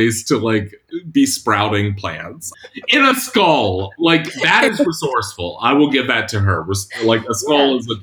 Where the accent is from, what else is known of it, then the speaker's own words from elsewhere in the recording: Catawba Indian Nation, South Carolina, United States; I'm a citizen of Catawba Indian Nation. We call ourselves the people of the river because we've lived along the Catawba River